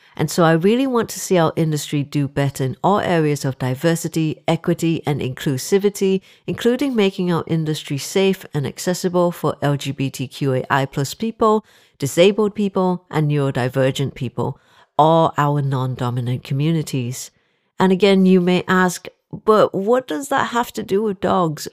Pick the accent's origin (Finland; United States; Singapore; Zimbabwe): Singapore; moved away as an adult; now in Liverpool, United Kingdom; I am originally from Singapore. I'm Singaporean Chinese